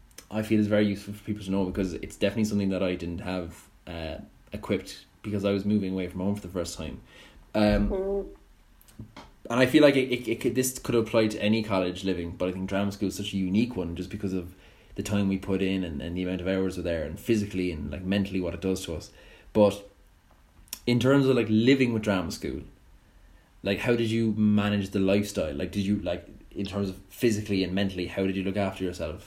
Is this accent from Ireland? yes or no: yes; Cork, Munster, Ireland; moved away as an adult; I was 18 when I moved from Cork to Dublin.